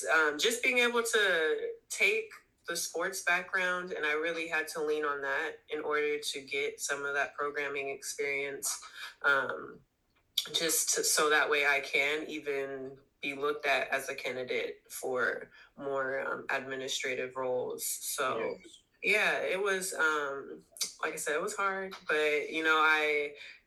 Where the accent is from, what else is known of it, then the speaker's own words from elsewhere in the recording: the Bay Area, California, United States; also born or lived in Sacramento, California; I'm from the Bay